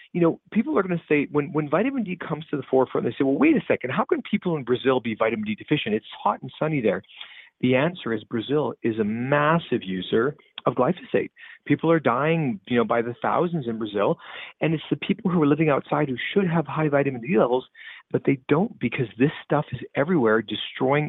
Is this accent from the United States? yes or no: no; the Canadian prairies, Canada; Growing up in the Canadian prairies